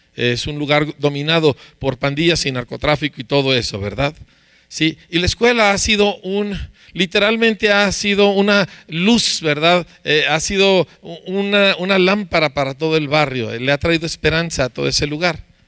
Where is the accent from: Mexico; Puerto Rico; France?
Mexico; Aquí somos mexicanos